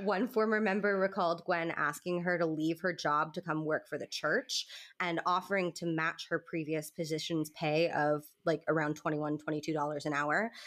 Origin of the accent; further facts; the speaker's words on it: the South, United States; I'm from the South, and I'm used to church ladies having big hair